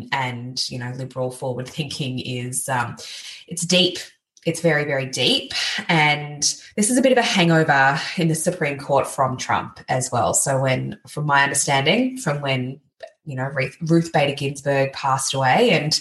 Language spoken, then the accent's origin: English; Gold Coast, Queensland, Australia; I grew up on the Gold Coast, so really close to the New South Wales border